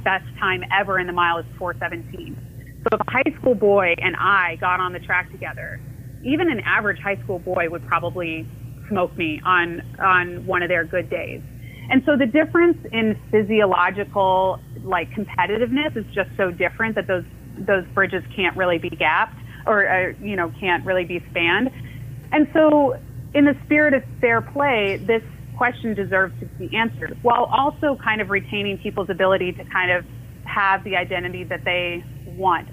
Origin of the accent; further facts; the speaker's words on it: Orlando, Florida, United States; also born or lived in Iowa; I was born in Iowa, but yeah, I, I, grew up in Orlando.